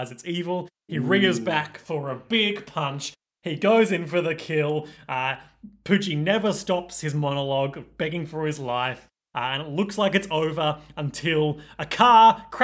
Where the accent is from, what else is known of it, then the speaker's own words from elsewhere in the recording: Australia; We're Australian